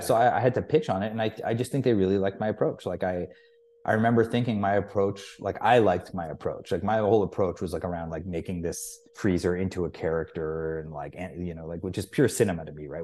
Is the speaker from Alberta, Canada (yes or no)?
no; Toronto, Ontario, Canada; moved away as an adult; also born or lived in England / Youngstown, New York; I'd only really lived in Toronto